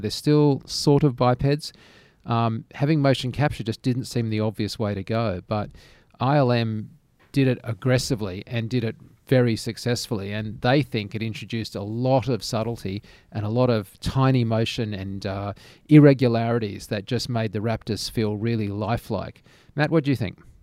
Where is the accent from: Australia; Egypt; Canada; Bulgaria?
Australia; being an Australian